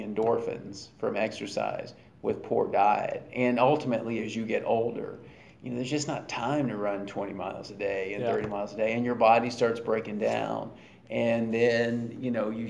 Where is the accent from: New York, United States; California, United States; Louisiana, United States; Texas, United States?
Louisiana, United States; Baton Rouge; I grew up in the Deep South in Baton Rouge, Louisiana